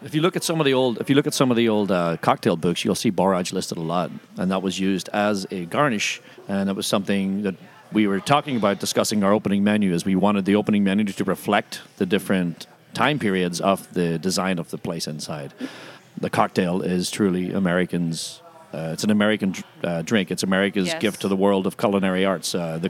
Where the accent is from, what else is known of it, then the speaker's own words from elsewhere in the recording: Ireland; It balances out. I'm from Ireland. It's good.